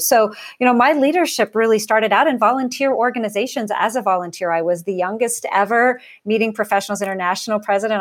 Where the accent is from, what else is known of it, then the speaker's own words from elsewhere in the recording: Portland, Oregon, United States; I grew up in Portland, Oregon, that's the home home of, of Nike